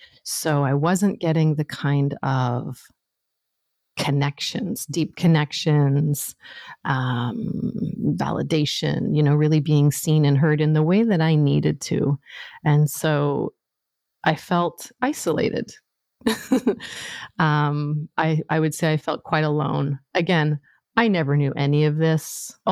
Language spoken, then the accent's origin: English; Northern Canada, Canada; So I grew up in Northern Canada, and there I was, this, you know, super shy, sensitive little white girl growing up in the North